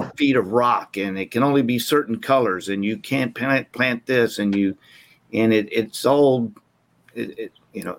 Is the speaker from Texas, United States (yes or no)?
yes; Texas, United States; Growing up in Texas